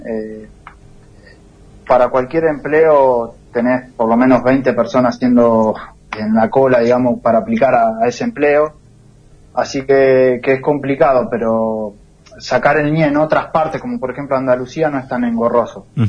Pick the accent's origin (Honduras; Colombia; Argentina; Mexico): Argentina; Darregueira, Buenos Aires Province; moved away as an adult; also born or lived in Italy / Australia / New Zealand / Barcelona; now in Sant Pere Pescador, Spain; me siento muy marcado por mi pueblo. La pequeña costumbre, la infancia que, tuvimos allá es increíble